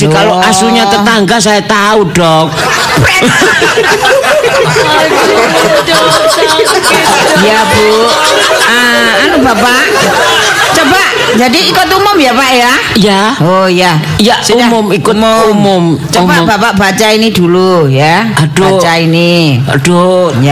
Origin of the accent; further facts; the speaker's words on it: Surabaya, East Java, Indonesia; born there; Kelahiran uh, saya kelahiran Surabaya.